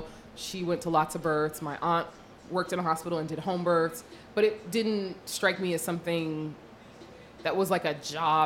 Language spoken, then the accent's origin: English; Los Angeles, California, United States; born and raised Los Angeles, California.